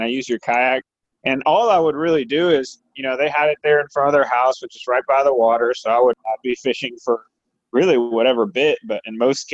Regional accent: South Florida, United States; moved away as an adult; also born or lived in Puerto Rico / Miami, Florida; now in Texas, United States; I was born in Puerto Rico. I grew up in South Florida for the most part. And I came here to Texas for college, and I've been here ever since.

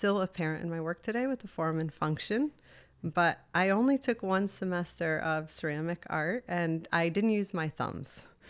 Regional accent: Endicott, New York, United States; I grew up in Endicott, New York.

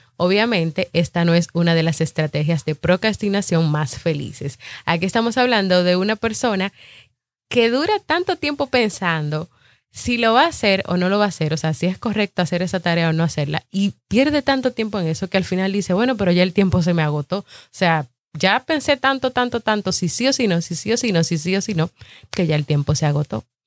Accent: Dominican Republic; yo soy de República Dominicana y aquí en mi país hay muchos podcasts

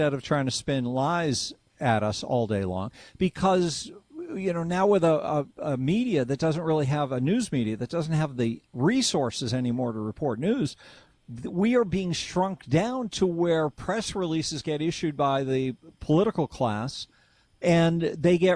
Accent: Lexington, Massachusetts, United States; I grew up in Lexington, Massachusetts

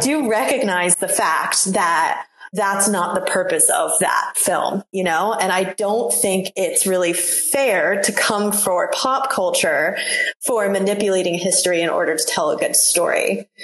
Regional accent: New England, United States; I'm from New England

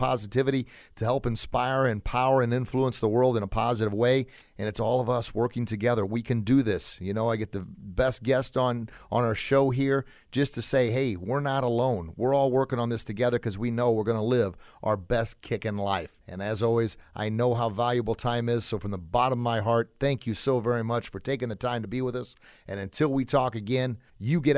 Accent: Southern Illinois, United States; I'm from this area here. I grew up on a farm

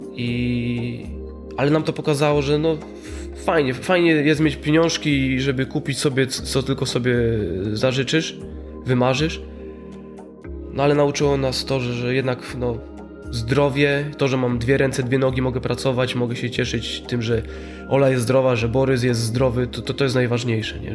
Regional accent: Poland; z Polski, nie, nie, nie z Syrii

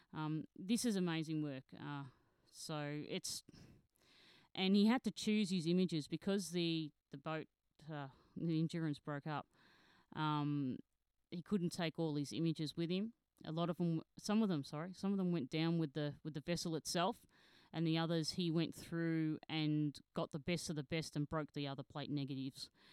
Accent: Australia; I'm an Australian founder journalist

